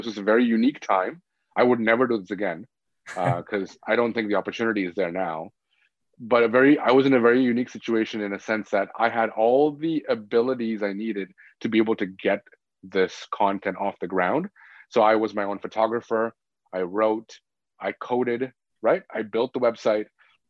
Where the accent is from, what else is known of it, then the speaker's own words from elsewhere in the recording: Scarborough, Ontario, Canada; because that's where I grew up. I grew up in Scarborough.